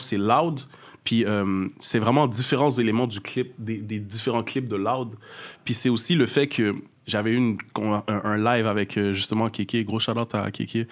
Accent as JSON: {"language": "French", "town": "Montreal", "region": "Quebec", "country": "Canada", "tie": "born or raised there", "said": "Je viens du nord-est de Montréal, ça veut dire plus jeune Montréal-Nord, de fil en aiguille, euh, Pointe-aux-Trembles, Rivière-des-Prairies. Je suis resté dans cet arrondissement-là à peu près. Euh, d'origine haïtienne, je suis né ici, de parents haïtiens."}